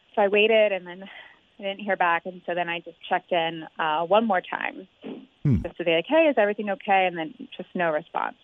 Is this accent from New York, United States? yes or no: no; Cincinnati, Ohio, United States; We're both from the West Side. We both love the Bengals and the Reds, and we both graduated with degrees in marketing from UC.